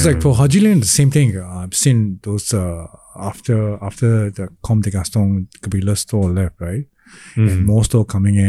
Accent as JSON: {"language": "English", "country": "Singapore", "tie": "born or raised there", "said": "I grew up in Chinatown and actually I speak Cantonese as well. And my Cantonese is better than my Hokkien, obviously, because I'm Hokkien."}